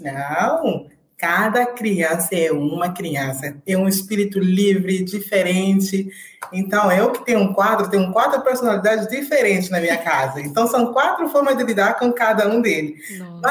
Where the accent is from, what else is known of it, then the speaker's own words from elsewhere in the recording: Angola; moved away as an adult; now in Brazil; uhum. sou angolana, eh, estou aqui no Brasil já há uns 12 anos